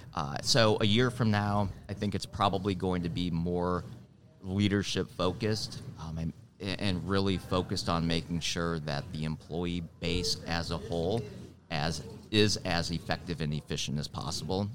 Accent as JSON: {"language": "English", "town": "Milwaukee", "region": "Wisconsin", "country": "United States", "also_born_or_lived": "Twin Cities, Minnesota", "moved": "yes", "lives_now": "Charlotte, United States", "said": "I'm from Milwaukee originally"}